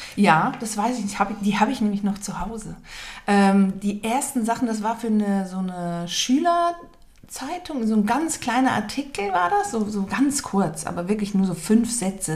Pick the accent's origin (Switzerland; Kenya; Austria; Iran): Switzerland; Basel, Basel-Stadt; Ich bin in Basel geboren, aber habe einen deutschen Pass